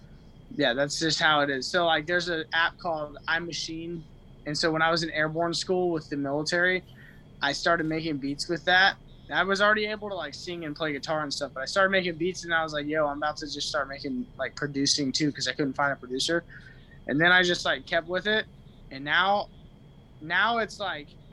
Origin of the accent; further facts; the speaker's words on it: Austin, Texas, United States; I'm from Austin, Texas